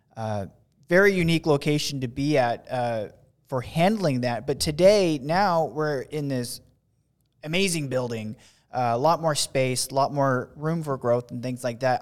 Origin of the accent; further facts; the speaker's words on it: West Coast, United States; I'm from the West Coast